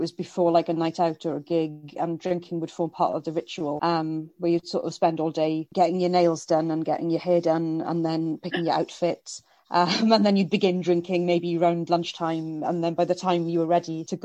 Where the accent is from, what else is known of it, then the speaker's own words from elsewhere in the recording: South Wales, United Kingdom; now in London, United Kingdom; growing up in South Wales